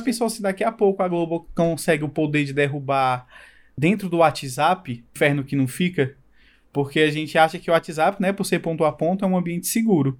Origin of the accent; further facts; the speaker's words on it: Brazil; como brasileiro